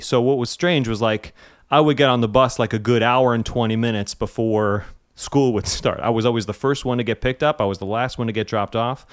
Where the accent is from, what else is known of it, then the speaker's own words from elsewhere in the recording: West Harrison, New York, United States; I am originally from a small place called West Harrison, New York. up in Westchester County